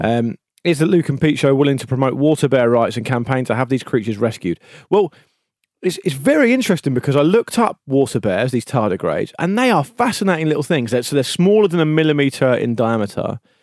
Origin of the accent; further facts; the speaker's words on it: United Kingdom; We're British.